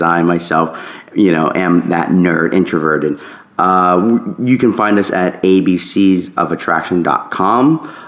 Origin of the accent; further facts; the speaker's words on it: the South, United States; for the longest time growing up in the South